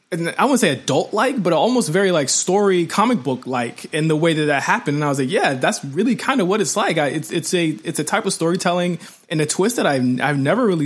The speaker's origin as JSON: {"language": "English", "country": "Canada", "accent": "Canadian", "said": "Are you mocking my Canadian accent right now?"}